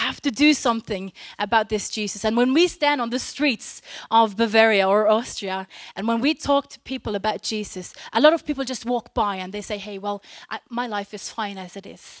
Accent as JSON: {"language": "English", "country": "Norway", "second_language": "English", "said": "We come from Norway, and we both preach together"}